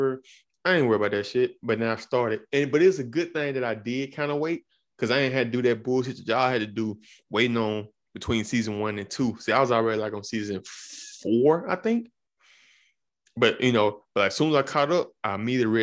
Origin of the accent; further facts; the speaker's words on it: Alabama, United States; moved away; I'm from Alabama originally.